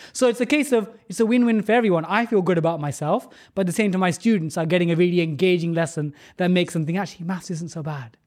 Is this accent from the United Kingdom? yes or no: yes; London, United Kingdom; growing up in London, even though I grew up in a council state